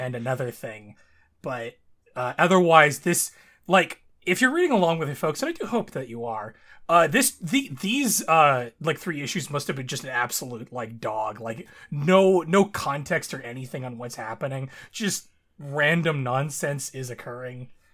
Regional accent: Canada; my home country.

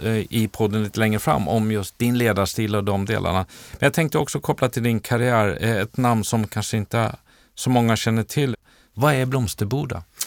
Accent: Dala-Järna, Dalarna County, Sweden; accent: Dalmål (Järnamål); moved away; som dalkarl

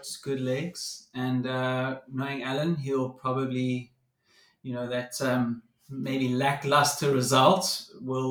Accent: South Africa

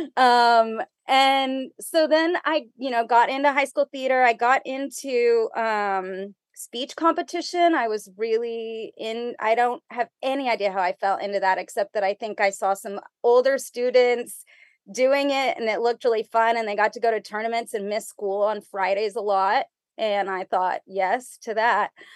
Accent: McAllen, Texas, United States; I was, uh, born and raised in McAllen, Texas

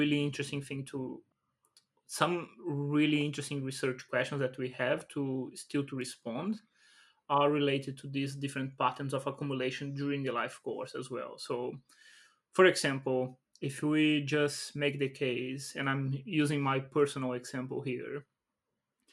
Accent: Brazil; I come from Brazil

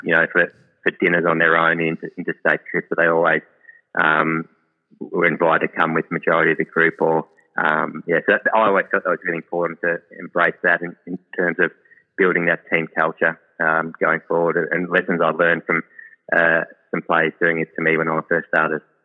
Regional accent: Melbourne, Victoria, Australia; growing up in Melbourne, and I was three or four year old

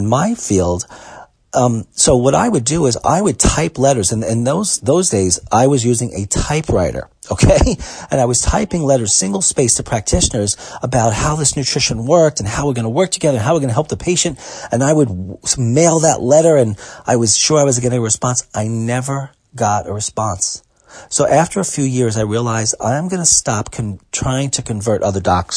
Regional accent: New York City, New York, United States; I grew up in Brooklyn

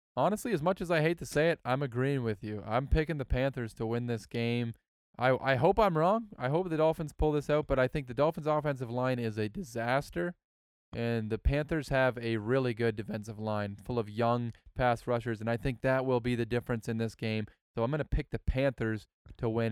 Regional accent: Canada; I'm Canadian

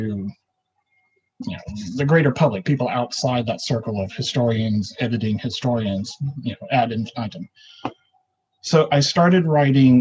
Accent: the South, United States; now in Anchorage, United States; I grew up in the South

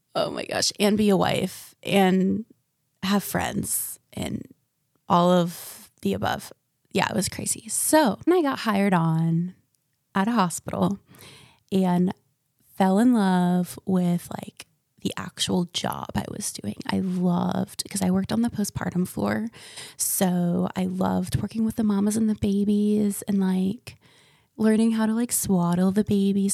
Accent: Ocala, Florida, United States; also born or lived in Michigan; I was raised in central Florida and a little town called Ocala

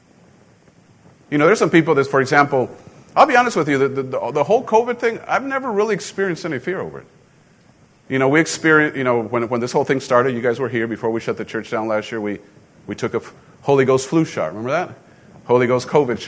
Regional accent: Mexico; moved away; growing up in Mexico, you know, guns, you don't have guns down there

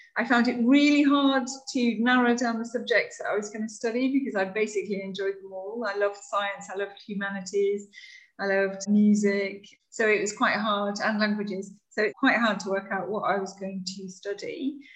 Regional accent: West Cumbria, North West England, United Kingdom; moved away; I grew up in West Cumbria in the north of England, so just on the edge of the Lake District, near the coast.

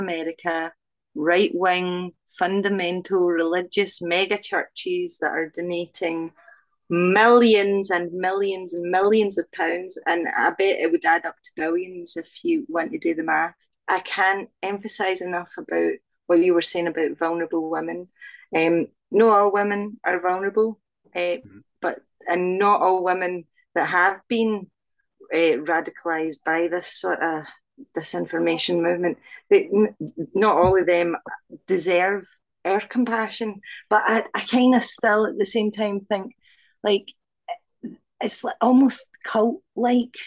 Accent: Glasgow, Scotland, United Kingdom; I'm Glaswegian

